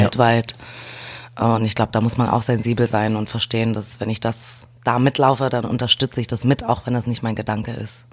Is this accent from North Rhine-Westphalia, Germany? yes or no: yes; Düsseldorf, North Rhine-Westphalia, Germany; also born or lived in Tilburg, Netherlands; Also ich komme aus Düsseldorf. Ich bin Düsseldorfer Mädchen. Mhm. ähm, ja, bin dort geboren, aufgewachsen